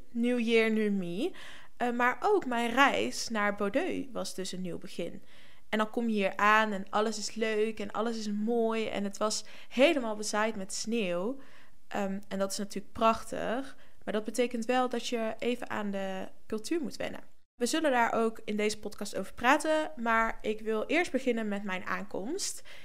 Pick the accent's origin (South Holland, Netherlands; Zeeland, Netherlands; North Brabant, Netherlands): North Brabant, Netherlands; moved away as an adult; now in Norway; voor mij als Brabander